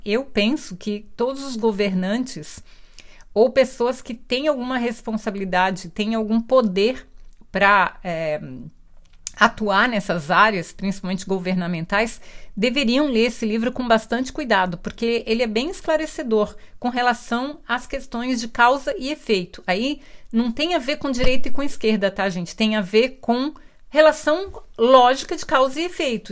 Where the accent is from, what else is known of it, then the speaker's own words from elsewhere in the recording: Brazil; eu sou brasileira